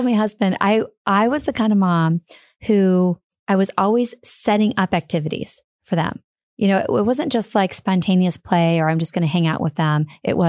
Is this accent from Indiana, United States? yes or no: yes; Fort Wayne, Indiana, United States; Fort Wayne, Indiana.